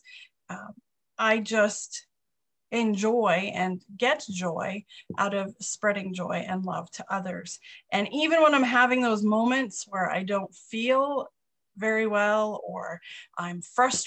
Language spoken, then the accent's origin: English; Canada; now in North Dakota, United States; I am Canadian, but I live here